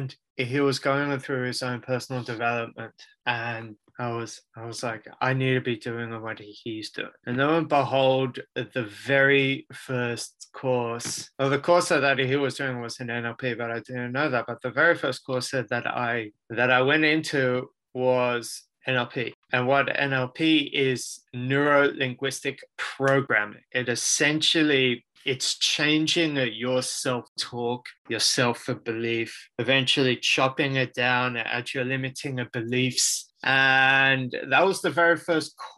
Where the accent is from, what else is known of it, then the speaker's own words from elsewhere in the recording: Sydney, New South Wales, Australia; also born or lived in Israel; I was born in Sydney, Australia. I have been here majority of my life.